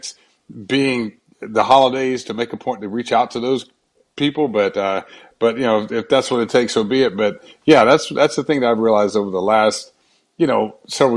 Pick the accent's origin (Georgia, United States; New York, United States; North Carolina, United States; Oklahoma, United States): Georgia, United States; Brunswick; born or raised there; moved away; also born or lived in Atlanta